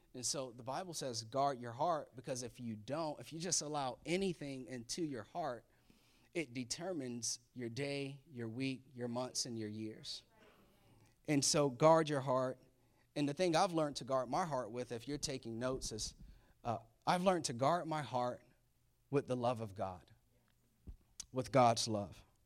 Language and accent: English; Florida, United States; I was born and raised in Florida